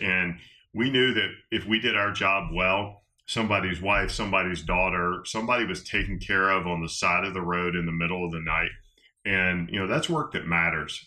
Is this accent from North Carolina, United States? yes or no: no; West Georgia, United States; I grew up in West Georgia